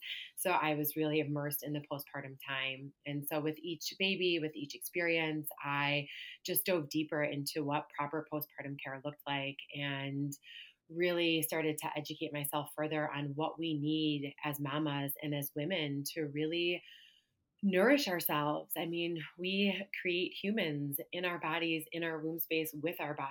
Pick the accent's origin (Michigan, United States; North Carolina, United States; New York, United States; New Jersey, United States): New York, United States; Buffalo; moved away as an adult; I moved back home to my hometown of Buffalo, where I reside now.